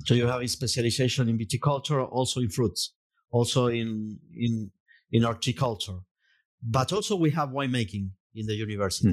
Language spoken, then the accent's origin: English; Mendoza, Argentina; English is a second language; I was born in Mendoza. So, surrounded by vineyards.